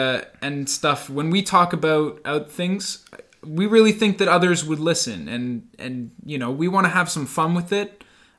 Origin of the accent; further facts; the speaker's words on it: Canada; this is Hamilton and Waterloo, Ontario. We're Canadian, and we're proud of it